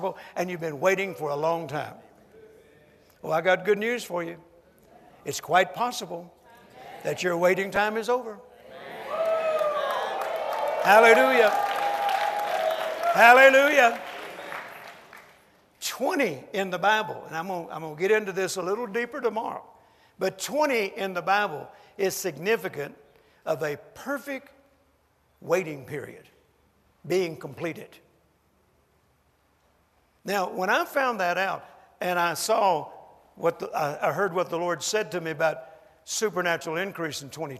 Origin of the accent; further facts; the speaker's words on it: United States; I'm an American